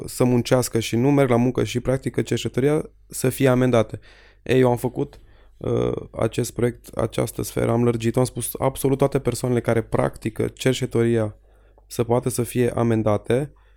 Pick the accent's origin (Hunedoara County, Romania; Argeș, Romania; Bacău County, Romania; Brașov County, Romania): Hunedoara County, Romania; Petroșani; La noi în Petroșani